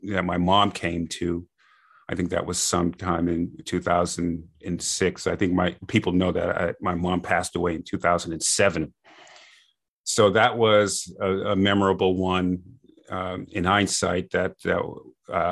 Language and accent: English; Boston, Massachusetts, United States; I grew up in Boston area